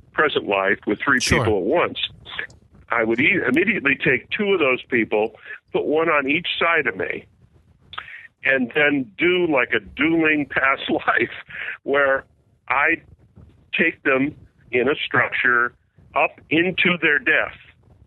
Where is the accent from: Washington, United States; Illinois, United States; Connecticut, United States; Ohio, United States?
Connecticut, United States; Westport; born or raised there